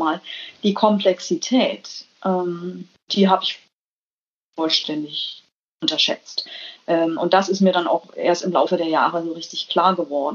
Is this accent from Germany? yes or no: yes; Germany; moved away as an adult; also born or lived in United States; now in Denmark; Mir als Deutsche